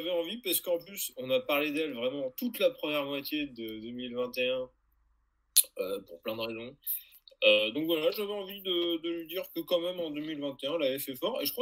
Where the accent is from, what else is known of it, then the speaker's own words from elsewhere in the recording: France; J'ai envie de dire qu'en tant que Français, toutes les personnes qui chient sur l'Angleterre sont les bienvenues.